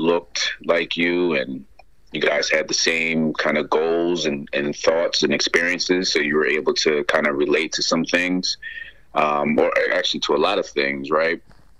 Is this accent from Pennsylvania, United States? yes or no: yes; Ardmore, Pennsylvania, United States; So growing up in Lower Marion, you had the luxuries of being in the suburbs